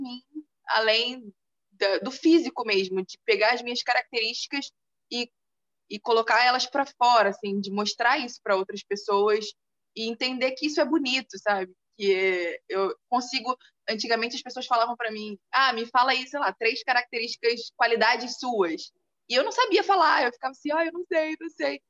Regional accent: Nilópolis, Rio de Janeiro, Brazil; moved away; eu vim de Nilópolis

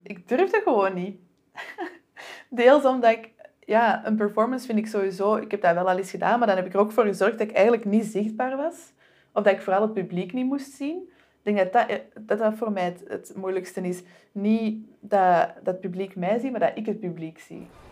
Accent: Antwerp, Flanders, Belgium; aangezien ik zelf van Antwerpen ben

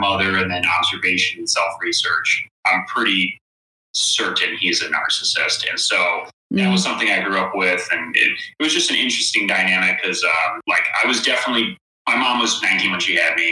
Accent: Chicago, Illinois, United States; moved away; also born or lived in California; I'm originally from Chicago

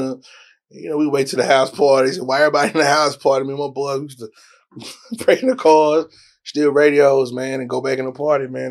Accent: Dallas, Texas, United States; also born or lived in Houston, Texas; I was born in Houston, and we moved out here in middle school. Grew up in Redbird area

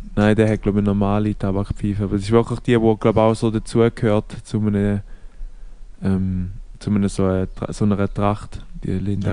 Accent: Switzerland; bei uns in der Schweiz

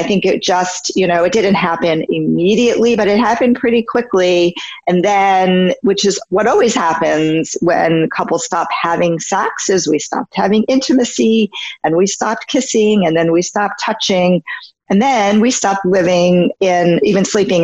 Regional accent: New York, United States; moved away as an adult; now in California, United States; I had been living in New York. I'm from New York

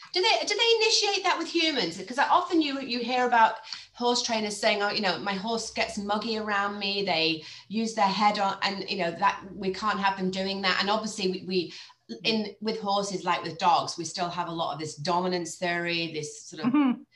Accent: Cheshire, North West England, United Kingdom; moved away as an adult; also born or lived in United States; I grew up in Cheshire.

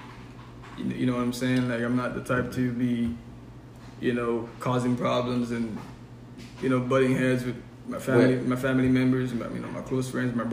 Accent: Haiti; moved away; growing up in Haiti

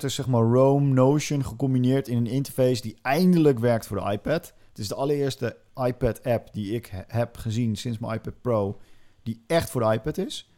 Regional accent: Netherlands; wij als Nederlanders

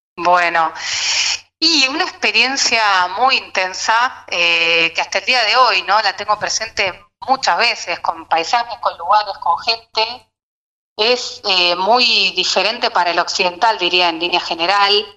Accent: Argentina

